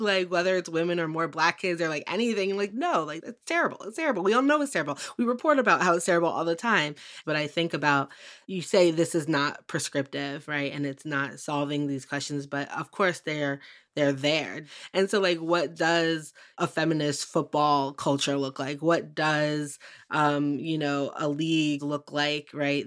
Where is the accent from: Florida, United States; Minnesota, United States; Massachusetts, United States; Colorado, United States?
Massachusetts, United States; Western; I grew up in Western Mass